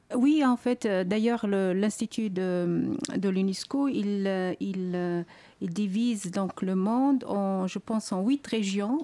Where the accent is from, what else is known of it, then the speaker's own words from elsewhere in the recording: Algeria; moved away as an adult; now in France; lorsque j'ai quitté l'Algérie